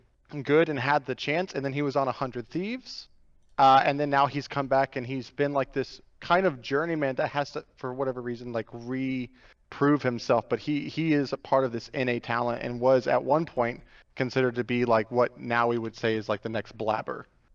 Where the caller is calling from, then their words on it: Phoenix, Arizona, United States; I'm calling from Phoenix, Arizona.